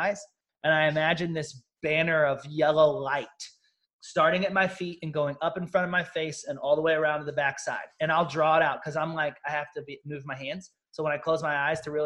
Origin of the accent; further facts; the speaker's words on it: Southern Missouri, United States; I'm a country town kid that was born and raised in Southern Missouri